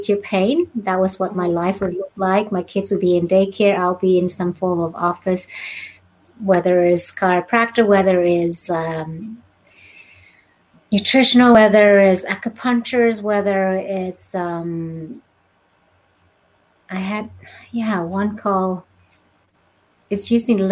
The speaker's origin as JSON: {"language": "English", "country": "Australia", "tie": "born or raised there", "also_born_or_lived": "Vietnam / Northern California", "moved": "as an adult", "lives_now": "California, United States", "said": "I grew up in Australia and did all my schooling, education, what you call formal education, all in Australia"}